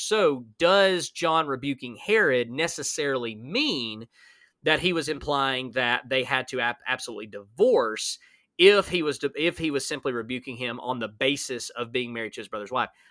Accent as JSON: {"language": "English", "region": "Alabama", "country": "United States", "said": "I'm from Alabama"}